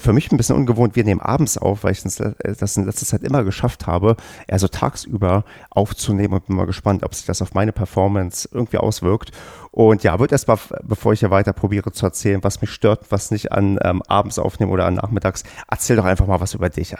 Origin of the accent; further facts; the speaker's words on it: the East, eastern Germany, Germany; ich bin ja im Osten mit Tennis groß geworden